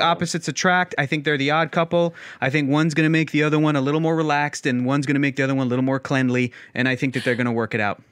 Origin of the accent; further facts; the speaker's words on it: San Diego, California, United States; I was born and raised in San Diego